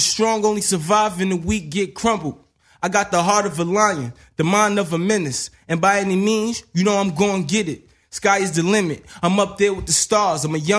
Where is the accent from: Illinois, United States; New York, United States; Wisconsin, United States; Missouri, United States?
New York, United States; New York City; I'm from the South Bronx.